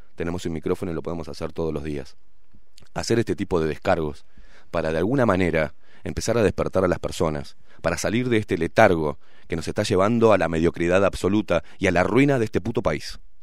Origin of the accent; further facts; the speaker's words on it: Uruguay; como todo uruguayo que venimos en la rosca